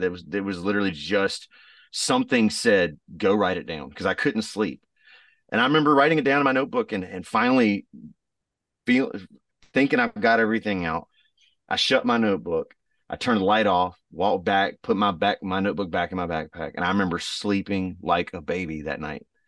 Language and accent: English; Texas, United States; moved away; also born or lived in Raleigh, North Carolina; I'm from Texas originally